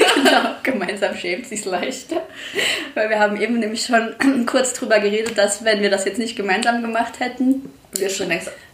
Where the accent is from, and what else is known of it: Saarland, Germany